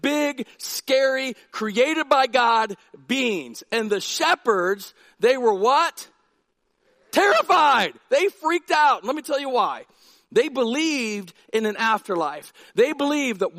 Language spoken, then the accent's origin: English; Massillon, Ohio, United States; moved away; In fifth grade, I went to Amherst Elementary School in Massillon, Ohio